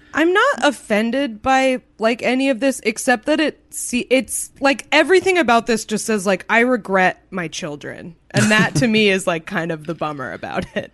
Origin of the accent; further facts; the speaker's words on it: New England, United States; I grew up in New England